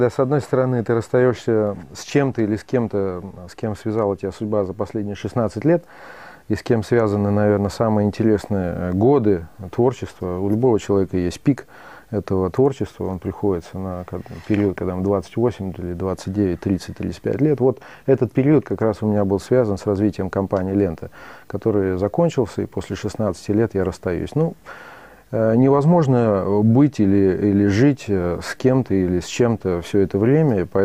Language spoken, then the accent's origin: Russian; Tyrnyauz, Kabardino-Balkaria, Russia; now in Saint Petersburg, Russia; Я вырос на Кавказе.